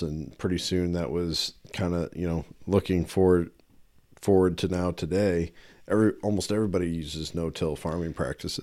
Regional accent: United States; I grew up in the Quad City area

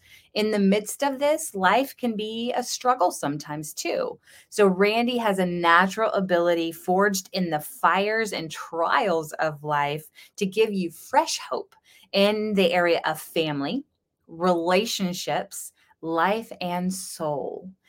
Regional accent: the South, United States; And, you know, no, I don't have a Southern accent, although I am from the South.

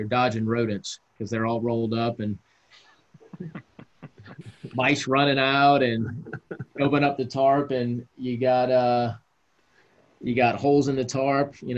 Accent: New England, United States; also born or lived in Baltimore / San Diego; now in Washington, United States; growing up on the East Coast up in New England

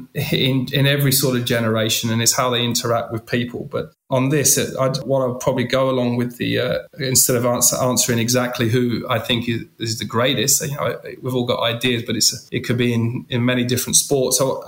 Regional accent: London, United Kingdom; moved away; also born or lived in France; I'm a guy from East London

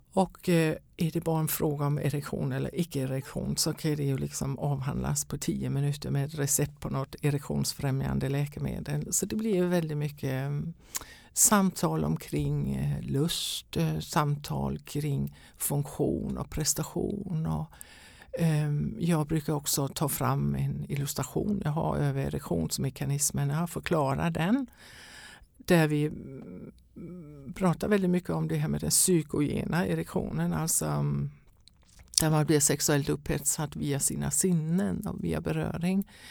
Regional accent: Denmark; Swedish is a second language; now in Sweden; jag är danska kan jag väl säga från början om någon undrar över mitt uttal

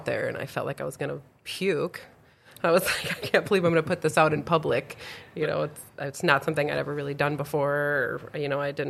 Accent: Milwaukee, Wisconsin, United States; moved away as an adult; also born or lived in Cavalier, North Dakota / Alabama / Omaha, Nebraska; now in Grand Forks, United States; born and raised in the Milwaukee area

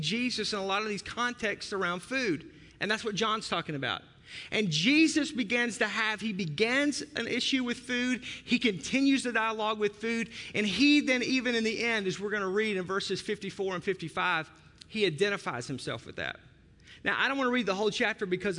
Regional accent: Arkansas, United States; now in Milwaukee, United States; I'm from Arkansas

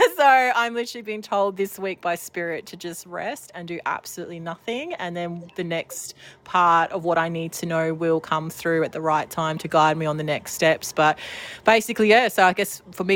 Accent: Welsh, Wales, United Kingdom; I'm a Welsh shaman

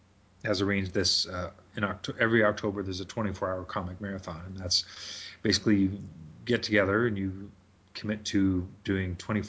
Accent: Toronto, Ontario, Canada; also born or lived in Montreal / Brampton; Yeah, so I spent some quality time in Brampton, then moved to Toronto. Now I'm east of Toronto because I just didn't want to raise my kids in Toronto.

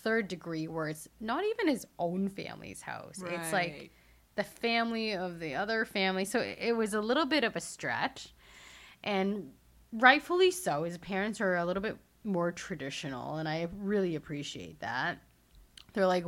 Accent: Hong Kong; I was born in Hong Kong

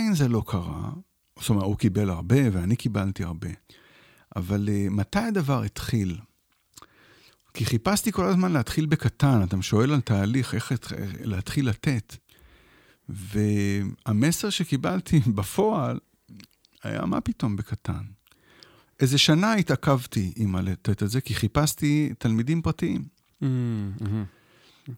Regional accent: Israel; also born or lived in Shefayim; אני כן גדלתי כאן, בתוך עמי אני יושב

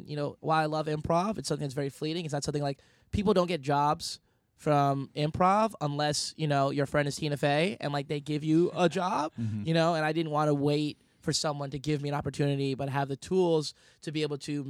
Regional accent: Yonkers, New York, United States; moved away as an adult; also born or lived in Bronx, New York; now in Chicago, United States; But I'm born and raised in and around New York. I was born in the Bronx and raised in Yonkers. 914, 718, you know what it is.

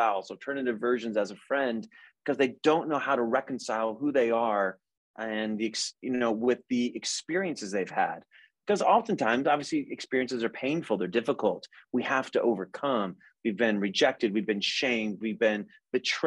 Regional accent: United States; I didn't choose to be an American. I was born here

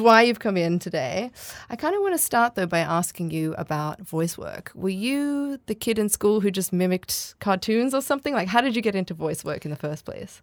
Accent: Australia; I'm Australian. I don't sound R P

